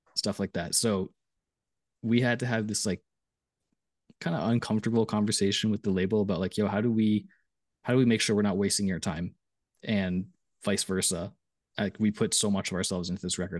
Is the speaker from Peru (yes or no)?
no; Canada; I was from Canada